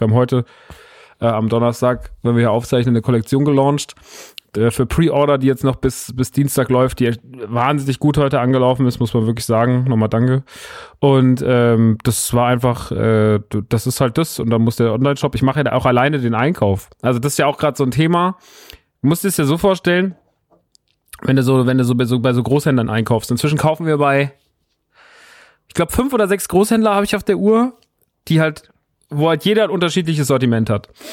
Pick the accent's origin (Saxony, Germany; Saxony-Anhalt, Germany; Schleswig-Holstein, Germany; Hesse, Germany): Hesse, Germany; Rodgau; moved away; in Rottgau, meiner alten Heimat